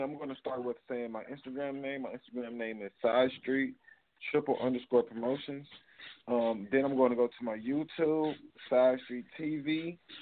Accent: Cleveland, Ohio, United States; I am from Cleveland, Ohio.

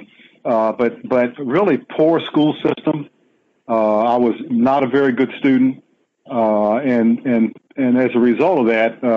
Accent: Washington, District of Columbia, United States; I was born and raised in Washington, D.C. in Southeast on a street.

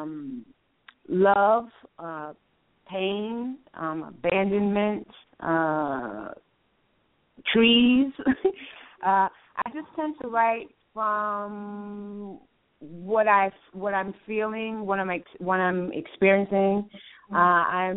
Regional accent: New York City, New York, United States; now in Los Angeles, United States; I was born and raised in New York City

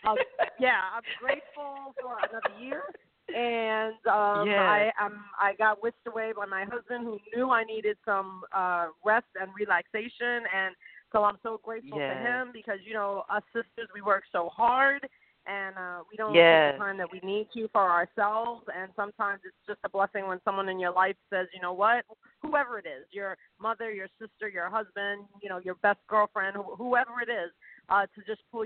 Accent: New York City, New York, United States; moved away as an adult; it all started in the Bronx, New York, where I was born, and, you know, grew up there until I was 18.

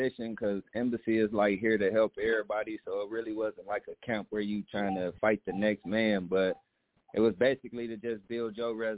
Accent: Ypsilanti, Michigan, United States; I had a good time growing up in the Yak.

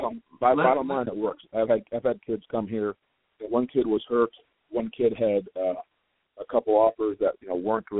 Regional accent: Ohio, United States; I've known kids from my hometown here

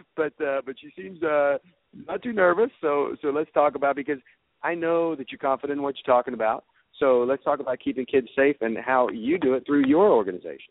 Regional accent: Georgia, United States; here in my home state

